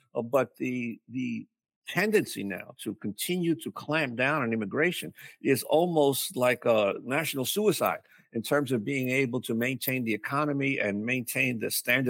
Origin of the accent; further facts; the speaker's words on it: East Coast, United States; moved away as an adult; also born or lived in New York City / Philadelphia / New Jersey; now in Chicago, United States; I am a lifetime East Coast person, as you said, in New York City and in Philadelphia and in New Jersey, but I will take the plunge. And so we came here to Chicago late last year.